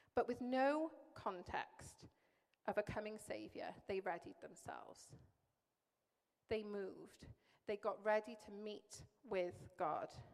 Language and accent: English; Welsh, Wales, United Kingdom; moved away; I'm Welsh